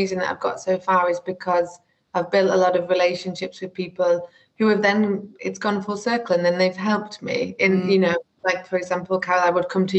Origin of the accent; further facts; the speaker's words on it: the north of England, United Kingdom; accent: northern; So I'm sure you can tell from my accent, I'm very northern, although I've been told that it's residing, which makes me a bit sad. But yeah, born and raised in the north, my parents are both from the north